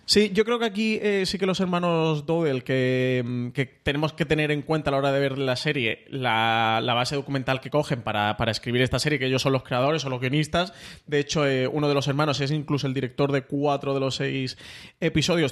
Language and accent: Spanish; Spain; como espectador español